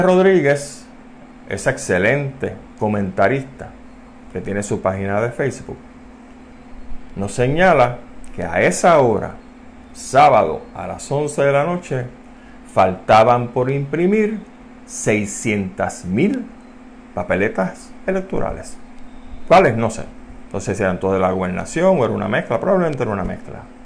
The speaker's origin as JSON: {"language": "Spanish", "country": "Puerto Rico"}